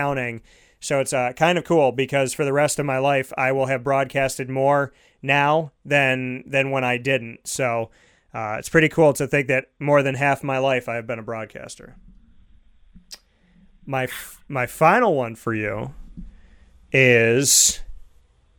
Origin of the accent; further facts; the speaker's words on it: Syracuse, New York, United States; I grew up in Syracuse, New York